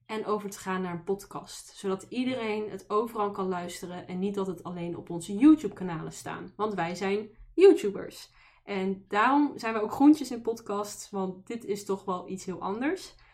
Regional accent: Amsterdam, North Holland, Netherlands; born there; now in Tilburg, Netherlands; Ik woon in Tilburg, dus Brabant, maar ik ben ooit geboren in Amsterdam, maar eh, daar ben ik niet eh, heel lang gebleven.

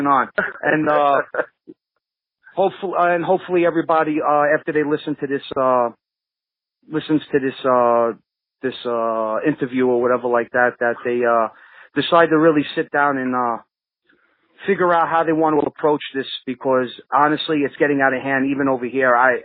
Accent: New York City, New York, United States; also born or lived in Deposit, New York; where were you born? Kings County.

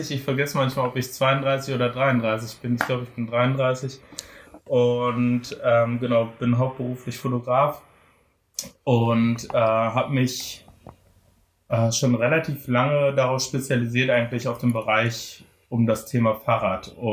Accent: Frankfurt am Main, Hesse, Germany; also born or lived in Dortmund / Bochum; und dann sind wir nach Frankfurt am Main gezogen. Oh. Und dort bin ich tatsächlich aufgewachsen.

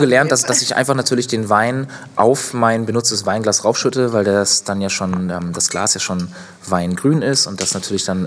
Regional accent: Northern Germany, Germany; moved away as an adult; ich ziehe jetzt ja wieder in Norden in meine Heimat

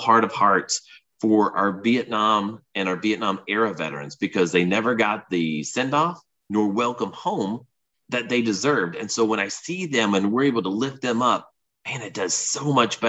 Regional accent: Bootheel of Southeast Missouri, United States; now in Houston, United States; I grew up in the Boot Hill of Southeast Missouri

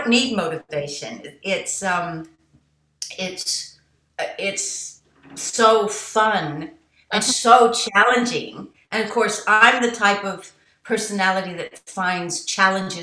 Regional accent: United States; I was born in America

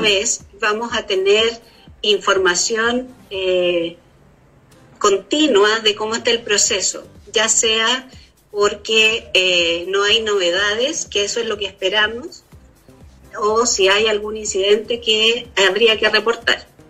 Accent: Chile; nosotros como chilenos

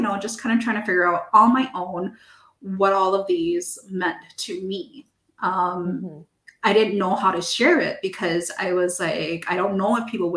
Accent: United States; first language English; I'm American, so my first language is English

